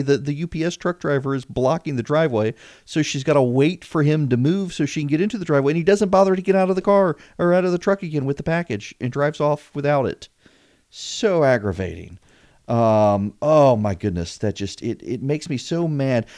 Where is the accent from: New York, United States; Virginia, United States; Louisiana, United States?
Louisiana, United States; now in Georgia, United States; I'm from Louisiana